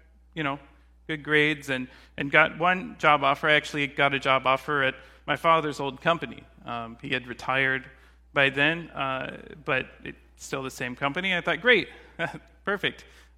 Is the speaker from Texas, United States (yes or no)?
yes; Katy, Texas, United States; So growing up, I grew up in near Houston, Texas, in a smaller town called Katy.